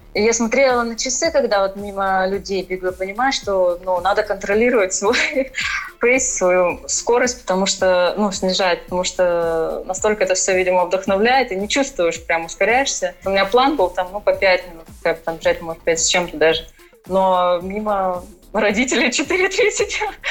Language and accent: Russian; Krasnoyarsk, Krasnoyarsk Krai, Russia; moved away as an adult; also born or lived in Moscow; now in Florida, United States; я родилась именно в Сибири